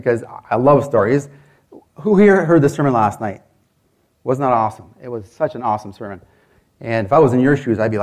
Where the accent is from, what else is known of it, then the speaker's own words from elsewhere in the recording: Canada; I'm from Canada